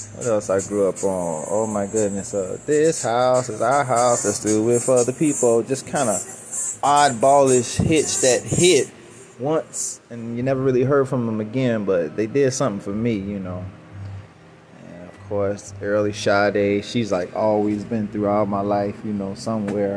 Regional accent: Chicago, Illinois, United States; I'm from Chicago

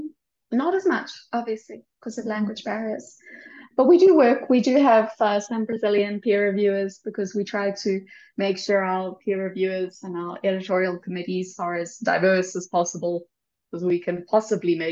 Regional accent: Durban, KwaZulu-Natal, South Africa; moved away as an adult; also born or lived in Cape Town / Stellenbosch; now in Mexico City, Mexico; I can speak some Zulu because I'm from Durban. And in Durban is by KwaZulu-Natal, and I went to public school. And so we started learning Zulu, I think, when we were 8

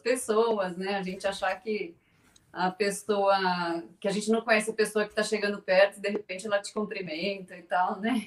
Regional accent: São Paulo, Brazil; Eu sou de São Paulo, apesar de estar no, no Regina Minas agora, mas eu sou aqui de São Paulo, capital.

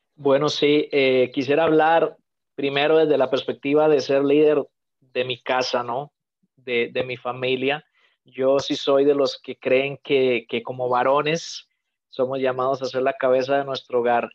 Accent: Costa Rica; moved away; also born or lived in Mexico / Albania; soy costarricense, pero culturalmente mexicano

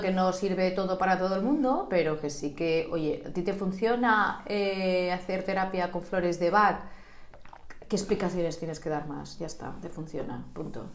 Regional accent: Sant Antoni de Portmany, Balearic Islands, Spain; yo estoy dentro de ese grupo de tus amistades de la infancia, porque hemos ido al colegio Sos monjas de Santísima Trinidad

